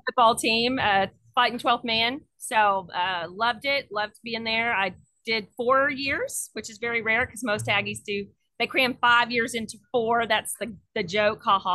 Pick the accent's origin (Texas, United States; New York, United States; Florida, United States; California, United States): Texas, United States; Southeast; now in Austin, United States; I'm from Southeast Texas, so I'm used to being on the coast and that active seafood.